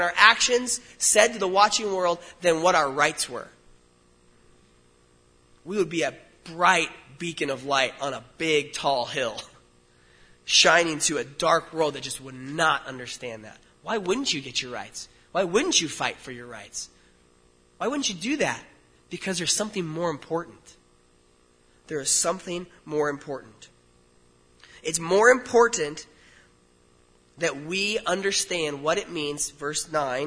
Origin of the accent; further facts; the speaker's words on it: United States; I'm an American